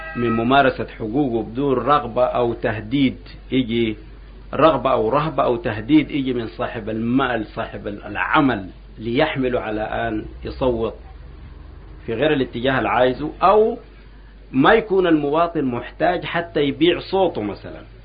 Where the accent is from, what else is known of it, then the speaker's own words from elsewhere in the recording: Sudan; نحن كان عندنا في السودان هنا